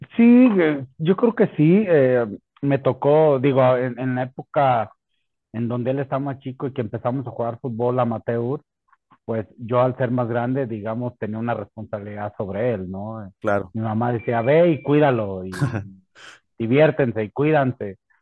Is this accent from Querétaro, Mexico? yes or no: no; La Piedad, Michoacán, Mexico; en mi ciudad natal, en La Piedad